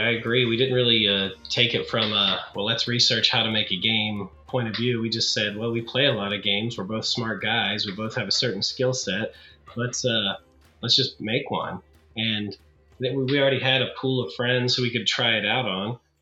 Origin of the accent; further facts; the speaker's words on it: Beckley, West Virginia, United States; now in Morgantown, United States; I'm from Beckley, West Virginia, but currently uh, live and work in Morgantown, West Virginia